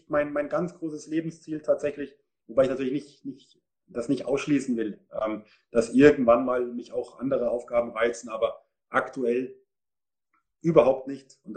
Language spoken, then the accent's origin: German; Munich, Bavaria, Germany; Ich bin Münchner. Ich habe bei München Ost in der Jugend gespielt, dann zwei Jahre in Hersching in der A-Jugend.